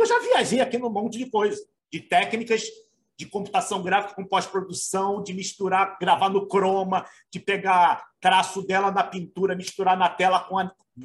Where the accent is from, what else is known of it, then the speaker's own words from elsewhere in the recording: Rio de Janeiro, Brazil; sou carioca também